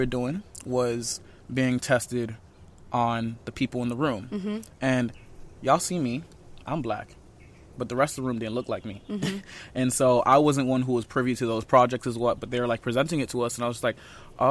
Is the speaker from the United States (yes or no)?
yes; Hollywood, Florida, United States; moved away as an adult; now in California, United States; I'm from Miami, born and raised. Hollywood specifically. I'm from Hollywood, Florida.